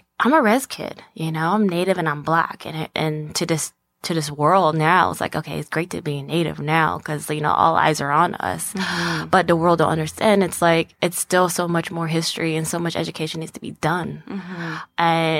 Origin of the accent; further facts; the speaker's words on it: Arizona, United States; also born or lived in Phoenix, Arizona; And I grew up on the reservation.